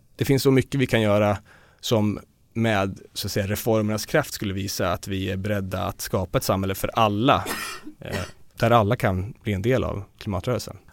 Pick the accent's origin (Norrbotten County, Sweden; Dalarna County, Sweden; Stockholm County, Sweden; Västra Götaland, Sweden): Dalarna County, Sweden; Jag kommer själv från Dalarna